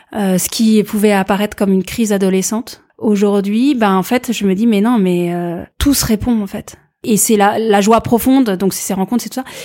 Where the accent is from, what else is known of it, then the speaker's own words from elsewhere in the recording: France; je viens de France, je suis diplômée